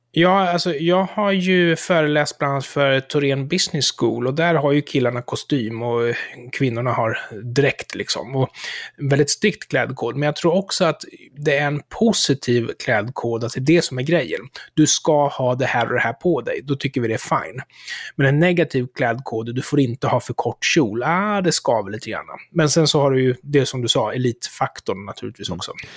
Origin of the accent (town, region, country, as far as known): Sweden